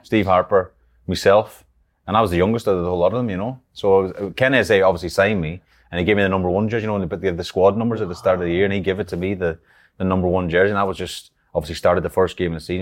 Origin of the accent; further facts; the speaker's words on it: Ireland; moved away; growing up in Ireland